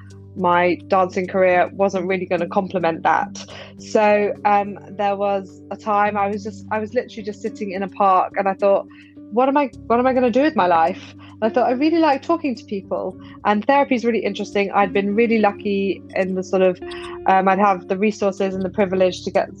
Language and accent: English; London, United Kingdom; I'm from London